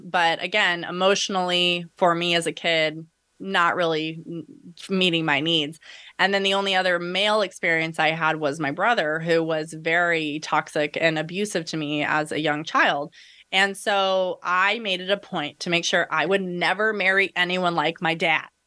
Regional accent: United States; We're a white middle class, you know, family growing up in America

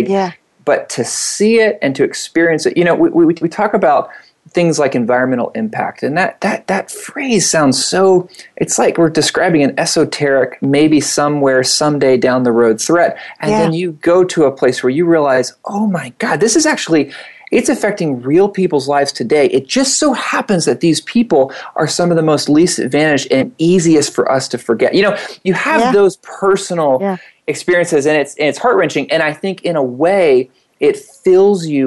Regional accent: Atlanta, Georgia, United States; I grew up in Atlanta, down the east, southeast

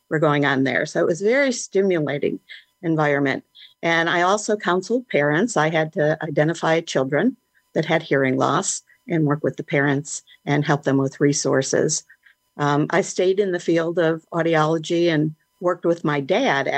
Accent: Chicago, Illinois, United States; I was born in Chicago

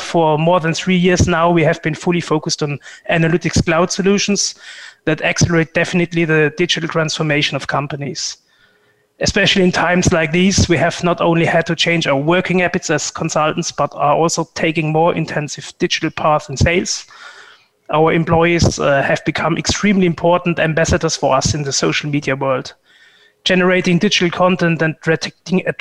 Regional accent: Germany; moved away as an adult; also born or lived in Frankfurt; now in Switzerland; Originally, I'm coming from Germany

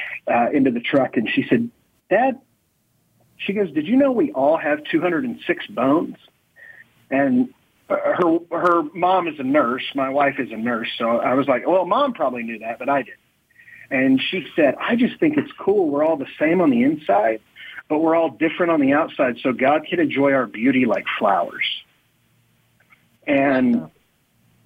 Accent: Oklahoma, United States; I grew up in Oklahoma

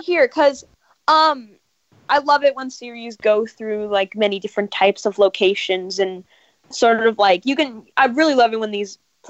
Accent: Los Angeles, California, United States

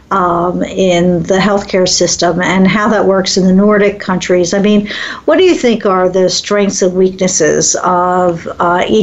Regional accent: East Coast, United States; now in Midwest, United States; I mean, I was born and raised in the East. It, it's a much different lifestyle. I'm now living in the Midwest.

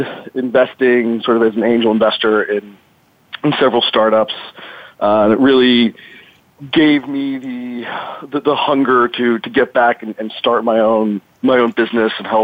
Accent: Chicago, Illinois, United States; now in San Diego, United States; I'm originally from Chicago, live in San Diego now

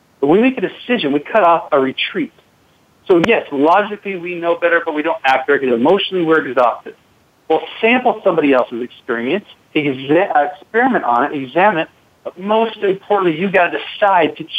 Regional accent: Seattle, Washington, United States; I grew up in Seattle, Washington

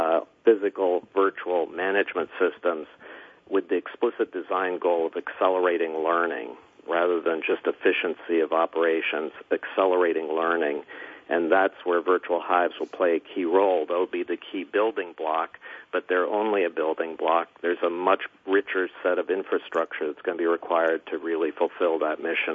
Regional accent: California, United States; I'm an optimist from Silicon Valley, so I have to see the sunshine.

